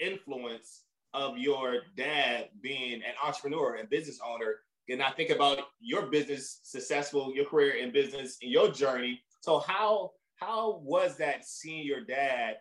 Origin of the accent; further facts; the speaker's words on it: Warren, Ohio, United States; also born or lived in Cleveland, Ohio; I'm originally from Ohio, born in Cleveland, raised in Warren, Ohio